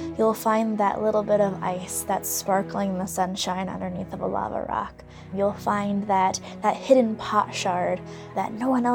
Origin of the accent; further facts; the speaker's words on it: Missouri, United States; moved away as an adult; now in New Mexico, United States; I'm from Missouri. Nice and green and rolling hills